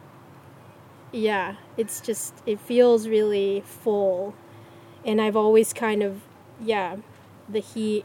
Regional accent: Gulf Coast of Florida, United States; moved away; in Florida where I grew up in the Gulf Coast

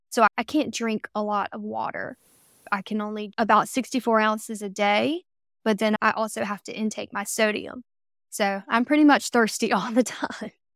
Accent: Camden, South Carolina, United States; I grew up in South Carolina, if you can't tell by the accent yet.

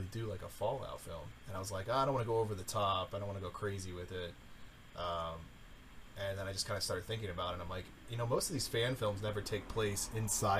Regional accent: the South, United States; I'm from the South

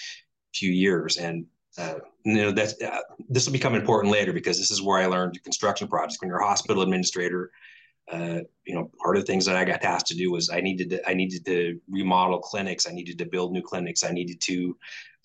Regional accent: Spokane, Washington, United States; moved away; I'm from Spokane

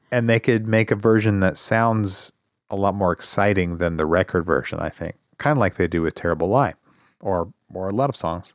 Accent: Midwest, United States; also born or lived in Arizona; we're also sort of Midwesterners

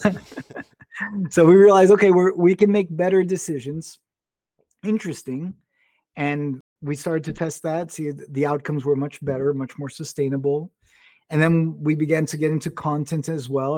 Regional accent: Brazil; I was born and raised in Brazil, grew up speaking Portuguese, English, and Spanish

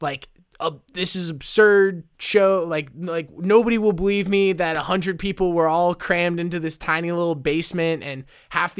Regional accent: Rust Belt, United States; moved away; I'm originally from the Rust Belt

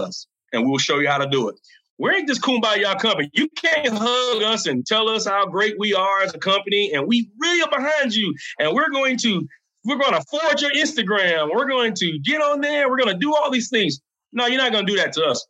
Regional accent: South Carolina, United States; The state of South Carolina, which is my home state where I'm from

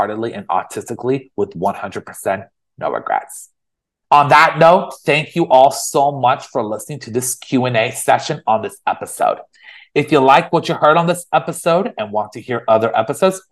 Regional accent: San Francisco Bay Area, California, United States; moved away as an adult; also born or lived in Los Angeles; I grew up in the San Francisco Bay Area all my life.

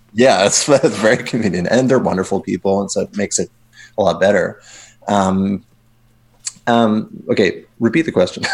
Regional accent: Winnipeg, Manitoba, Canada; moved away as an adult; I'm originally from Winnipeg

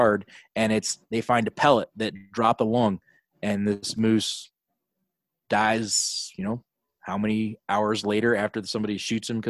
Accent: Alaska, United States; growing up in Alaska

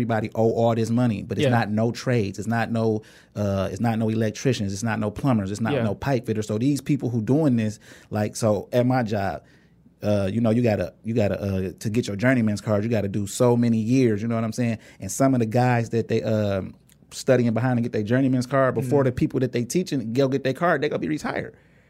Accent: Inkster, Michigan, United States; because like we grew up in Inkster, but we went to Taylor schools.

